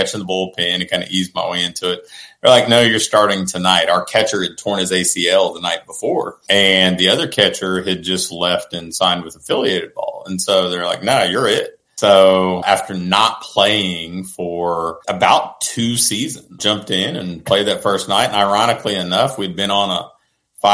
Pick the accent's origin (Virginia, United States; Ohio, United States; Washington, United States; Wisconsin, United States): Ohio, United States; Portsmouth; I'm from Portsmouth, Ohio.